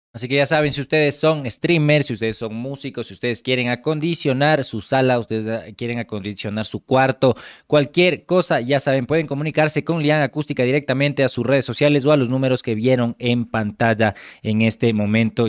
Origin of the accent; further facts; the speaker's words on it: Ecuador; yo soy ecuatoriano